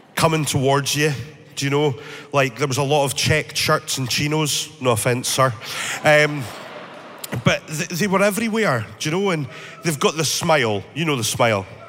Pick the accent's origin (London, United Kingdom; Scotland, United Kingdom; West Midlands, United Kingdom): Scotland, United Kingdom; northeast of; I grew up in the northeast of Scotland